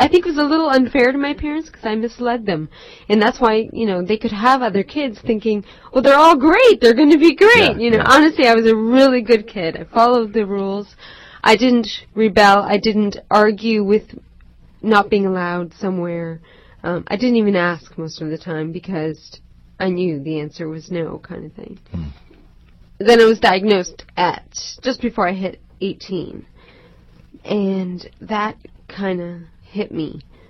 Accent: Toronto, Ontario, Canada; Born and raised in Toronto.

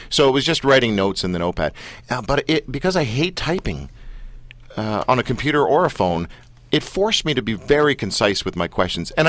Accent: London, United Kingdom; I was born in London.

